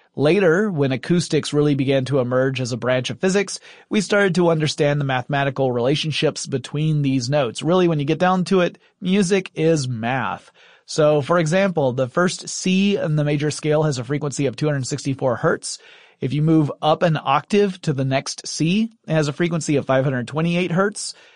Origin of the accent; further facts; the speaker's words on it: the American South, United States; I'm a Southerner